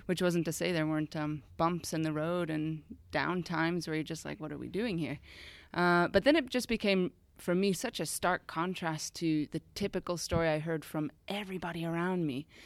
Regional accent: United States; moved away as an adult; also born or lived in Austria; now in Switzerland; I'm originally from the States, grew up there, and moved over to Europe just after university

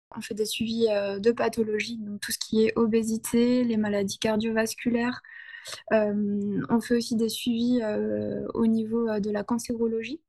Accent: Ardennes, Grand Est, France; moved away; je suis revenue dans ma région natale

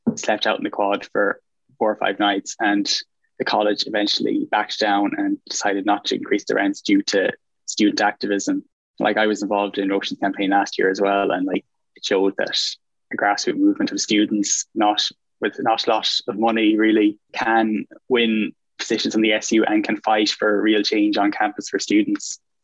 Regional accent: Galway, Connacht, Ireland; I'm from Galway, and I'm a fourth year mechanical engineer

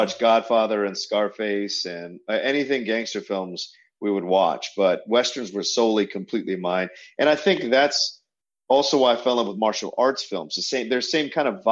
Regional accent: Virginia, United States; growing up in Virginia

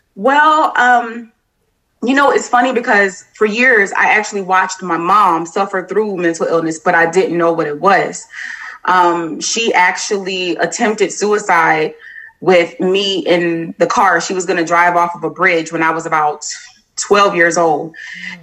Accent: Florida, United States; moved away as an adult; now in Clarksville, United States; am originally from Florida, but once I joined the military, I just kind of traveled around and decided to settle here in uh, Clarksville, Tennessee

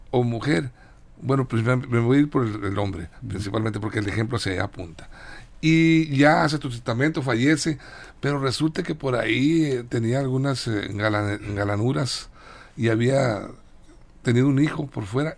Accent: Sinaloa, Mexico; aquí en nuestro queridísimo estado de Sinaloa

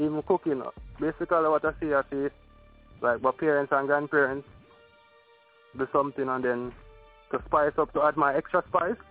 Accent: Kingston, Jamaica; From Kingston, Jamaica

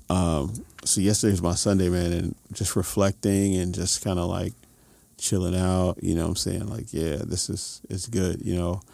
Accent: New York City, New York, United States; now in Los Angeles, United States; Music kid in New York City

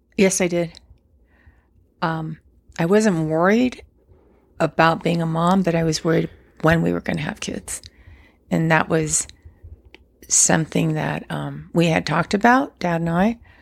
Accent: Guadalajara, Jalisco, Mexico; my parents were born and raised in Guadalajara, as well as my brother

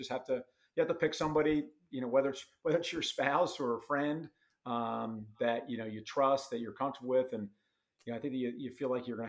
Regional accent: Chatham, New Jersey, United States; I'm from Chatham, up in North Jersey as well

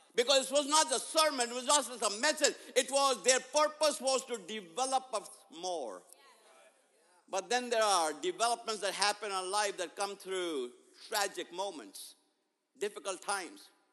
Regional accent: India; moved away; growing up in India, my 10th grade

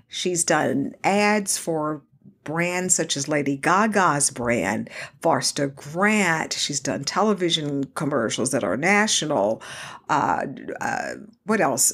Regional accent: Houston, Texas, United States; born or raised there; also born or lived in Dallas, Texas

